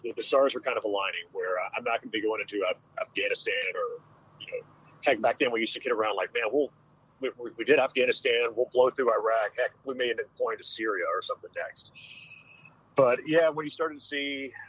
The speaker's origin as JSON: {"language": "English", "town": "Destin", "region": "Florida", "country": "United States", "tie": "born or raised there", "also_born_or_lived": "Dallas-Fort Worth, Texas", "moved": "as an adult", "said": "I grew up in Destin, Florida, which is the world's luckiest seafood fishing village"}